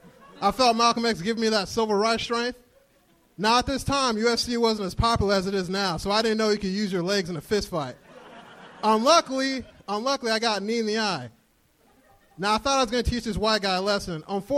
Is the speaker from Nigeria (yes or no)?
yes; Nigeria; Hi, everyone. I'm Nigerian.